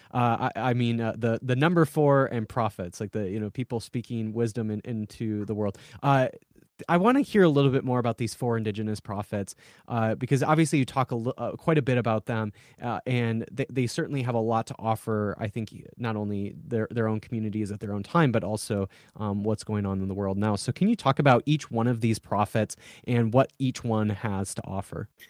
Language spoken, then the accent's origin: English; South Dakota, United States; I'm from South Dakota